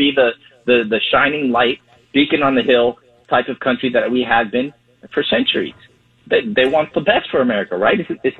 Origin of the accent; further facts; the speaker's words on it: Spain; also born or lived in Cuba (family); now in Florida, United States; I'm Hispanic. I was born in Spain, and I come from a Cuban family